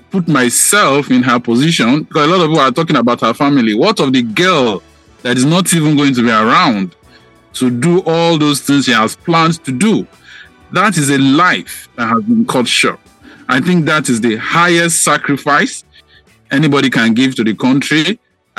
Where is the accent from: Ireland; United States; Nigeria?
Nigeria; as Nigerian citizens